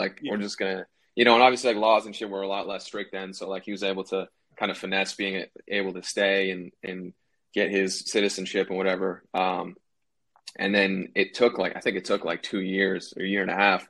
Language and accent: English; New Hampshire, United States; moved away as an adult; also born or lived in Boston, Massachusetts; now in Los Angeles, United States; I was born in Boston, but I grew up like 40 minutes north, which is New Hampshire, like New Hampshire, Massachusetts borderline